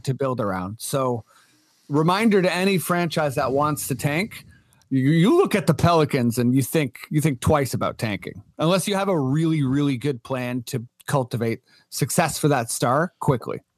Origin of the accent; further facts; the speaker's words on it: Canada; as a Canadian